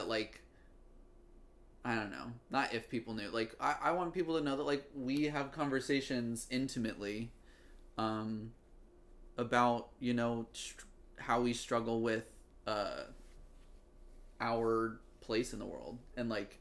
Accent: Virginia, United States; I'm from Virginia. I can have an accent if I need to.

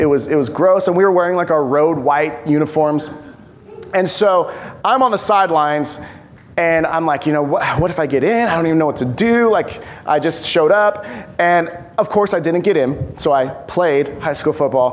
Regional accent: Bay Area, California, United States; also born or lived in Upland, California; now in Poway, United States; I grew up in the Bay Area

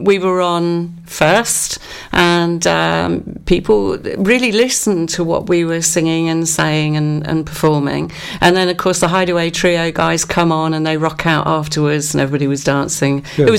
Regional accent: Cardigan, Wales, United Kingdom; I'm from Cardigan.

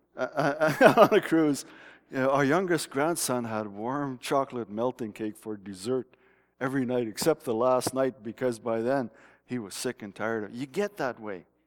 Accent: Smithers, British Columbia, Canada; moved away; That's Smithers down in the bottom here. That's where I lived for many years

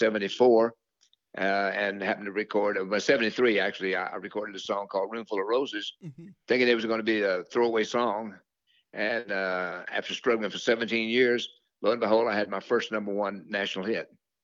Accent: Louisiana, United States; But we grew up together in Louisiana together, me and Jimmy and Jerry.

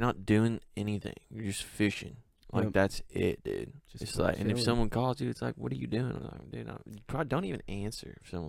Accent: Colorado, United States; moved away; I'm from Colorado

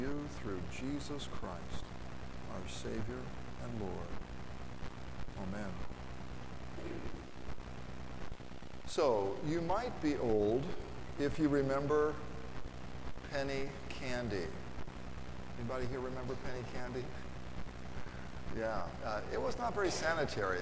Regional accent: Lafayette, United States; I'm from Lafayette, and my phone number was HA, that's the Hamilton Exchange

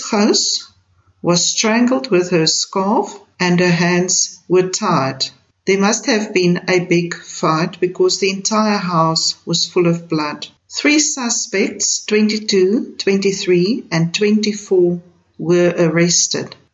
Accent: South Africa; I, as a South African, strongly condemn these racist attacks on our people.

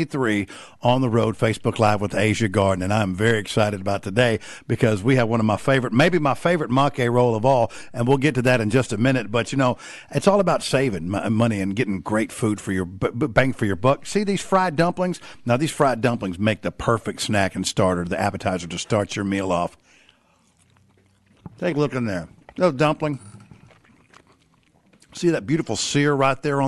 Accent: Southeast Texas, United States; I grew up in Southeast Texas in the 70s and early 80s.

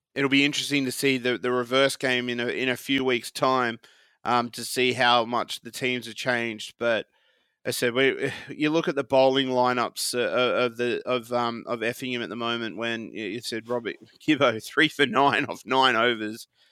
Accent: Australia; moved away

